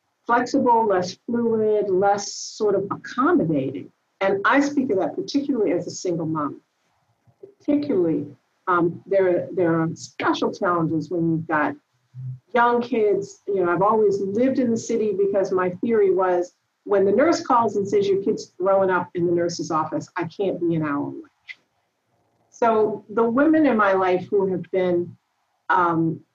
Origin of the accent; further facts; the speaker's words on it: Washington, District of Columbia, United States; moved away; I grew up in Washington, D.C.